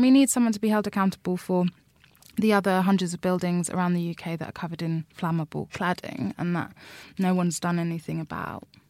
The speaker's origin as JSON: {"language": "English", "region": "London", "country": "United Kingdom", "tie": "born or raised there", "said": "I'm from Labbet Grove. I've grown up in Labbet Grove my whole life."}